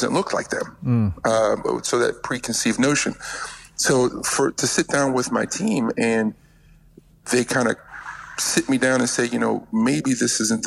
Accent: Connecticut, United States; moved away as an adult; now in West Virginia, United States; I'm originally from Connecticut. That was where I was born and raised.

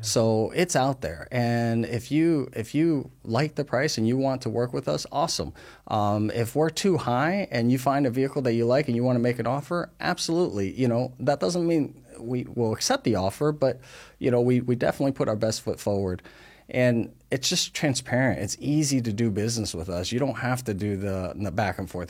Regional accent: New Jersey, United States; moved away as an adult; also born or lived in Taiwan; now in West Virginia, United States; we grew up in North Jersey

